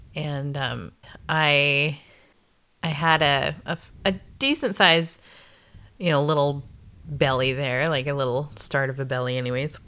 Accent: Canada; also born or lived in Nebraska, United States / South Dakota, United States; moved up to Canada when I was just about to turn ten

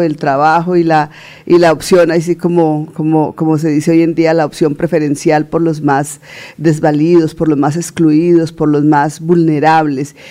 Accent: Puente Nacional, Santander, Colombia; born or raised there

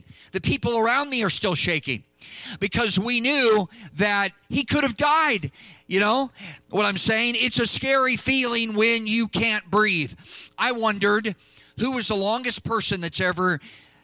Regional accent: California, United States; moved away; my home state of California

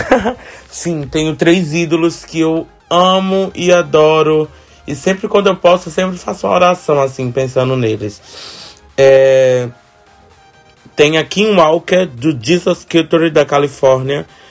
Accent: Olinda, Pernambuco, Brazil; Rio Doce, é onde eu fui criado, onde eu nasci

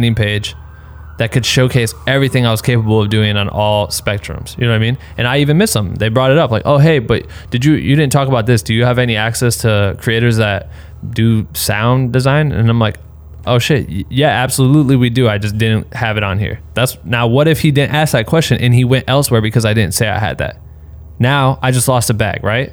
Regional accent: Iowa, United States; I'm from Iowa, so we have tornadoes

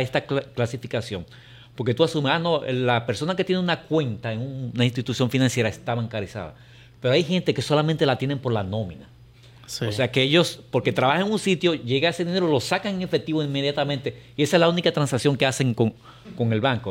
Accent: Dominican Republic; Nosotros, como República Dominicana

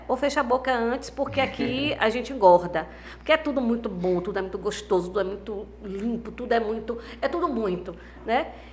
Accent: Valença, Brazil; da minha cidade, né, de Valença

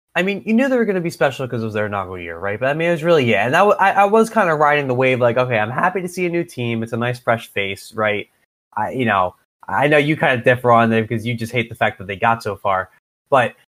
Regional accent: Philadelphia, Pennsylvania, United States; We're both from the Philadelphia area

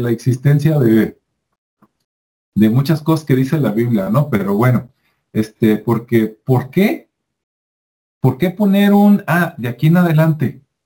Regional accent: Mexico; acá en México

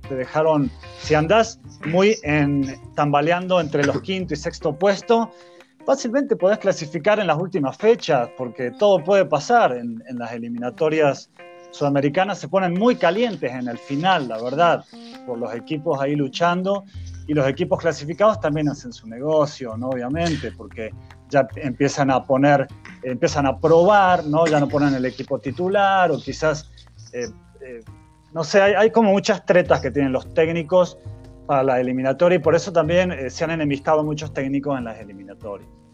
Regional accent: Argentina; Yo como argentino

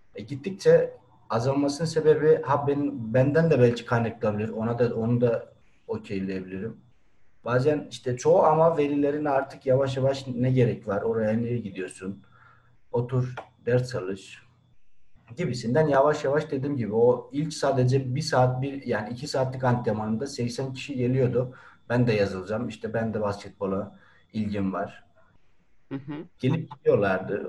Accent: Erzurum, Turkey; now in Van, Turkey; Doğma büyüme Erzurumluyum.

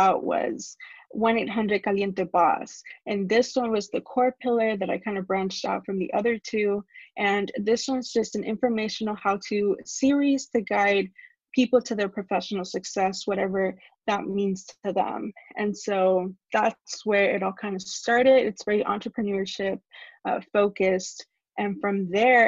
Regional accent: Laredo, Texas, United States; moved away as an adult; also born or lived in Monterrey, Nuevo León, Mexico; now in Austin, United States; I am originally from Monterrey, Nuevo León, but I moved to Laredo when I was really young. I would say about 4

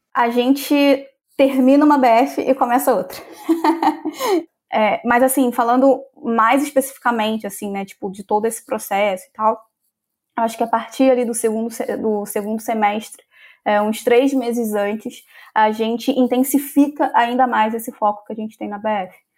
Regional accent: Rio de Janeiro, Brazil; eu sou do Rio de Janeiro, então eu sou aquela carioca que ama a praia

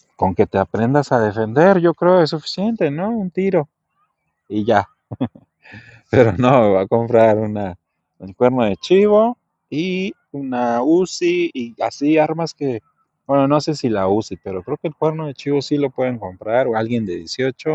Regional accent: Mexico; soy mexicano

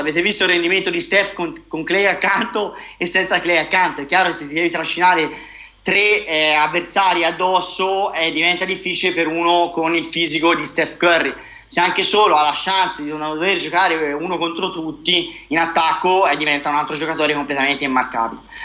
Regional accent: Siena, Tuscany, Italy; da buon senese

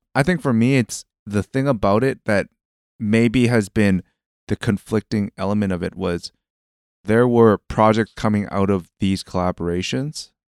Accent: Canada; growing up in Canada

